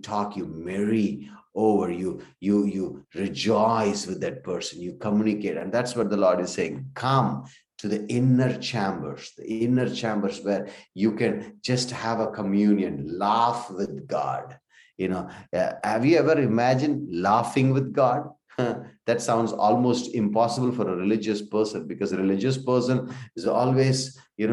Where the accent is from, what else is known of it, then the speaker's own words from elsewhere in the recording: India; we come from India